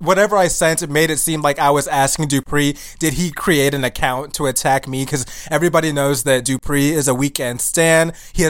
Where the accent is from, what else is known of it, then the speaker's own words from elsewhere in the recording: Nigeria; But he doesn't know that I'm African and I'm Nigerian, and I'm not like those other people that he tried to fight in the past.